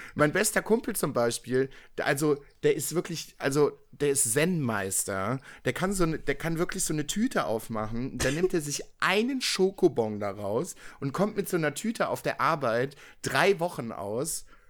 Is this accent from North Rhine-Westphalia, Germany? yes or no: yes; Viersen, North Rhine-Westphalia, Germany; in meiner Heimatstadt, in der, aus der ich komme, das ist das Dorf nebenan, äh, Dülken